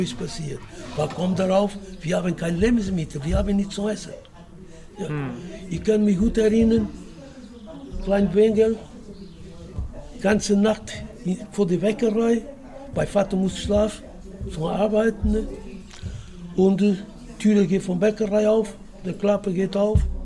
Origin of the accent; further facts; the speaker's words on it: Portugal; German is a second language; now in Germany; Ich komme aus Portugal